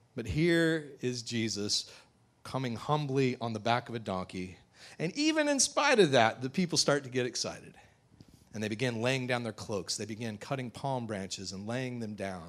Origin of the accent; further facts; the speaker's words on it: United States; modern American Christians